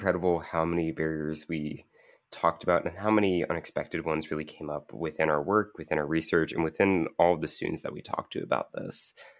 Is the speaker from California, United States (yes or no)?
no; Kentucky, United States; To where my home state of Kentucky, that's a very big issue.